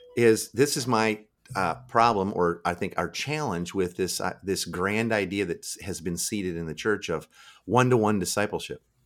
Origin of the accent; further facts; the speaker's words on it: Midwest, United States; now in Seattle, United States; I live in Seattle now. I'm from the Midwest originally.